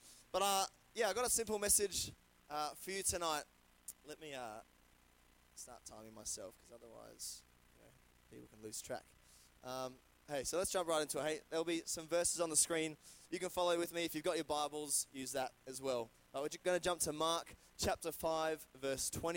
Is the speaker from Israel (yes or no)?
no; Brisbane, Queensland, Australia; moved away as an adult; now in Adelaide, Australia; I'm from Brisbane. I moved in the start of 2020.